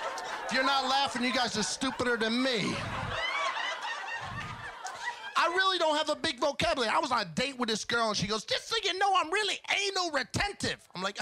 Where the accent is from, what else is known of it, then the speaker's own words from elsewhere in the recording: New York, United States; I'm from New York.